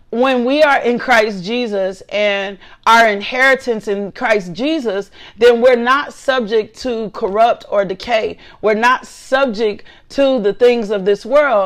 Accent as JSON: {"language": "English", "town": "Little Rock", "region": "Arkansas", "country": "United States", "said": "I am from Little Rock"}